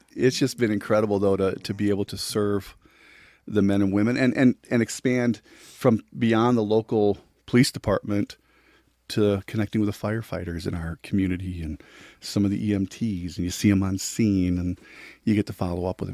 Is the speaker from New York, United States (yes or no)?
no; La Crosse, Wisconsin, United States; moved away as an adult; also born or lived in Joplin, Missouri; now in Kansas City, United States; born and raised in La Crosse, Wisconsin